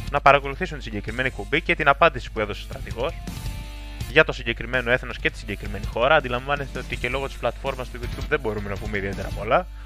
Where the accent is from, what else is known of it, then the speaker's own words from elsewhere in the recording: Greece; Οπότε προφανώς το Ισραήλ δεν είναι μια επιλογή την οποία θα μπορούσαμε συνειδητά ως Έλληνες εθνικιστές να επιλέξουμε.